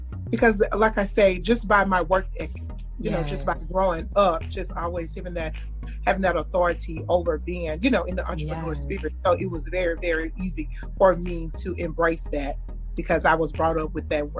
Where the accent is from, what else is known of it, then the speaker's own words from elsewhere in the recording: Mississippi, United States; I am from Mississippi, and I am an entrepreneur. Yes. So, let me tell you. I'm from Tarlatown, Mississippi.